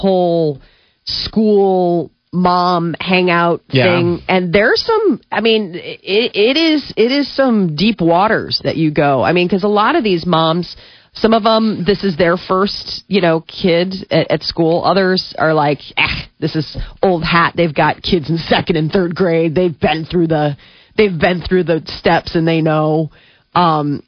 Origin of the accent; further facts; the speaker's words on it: Omaha, Nebraska, United States; moved away as an adult; now in Chicago, United States; I don't come from Chicago. I come from Omaha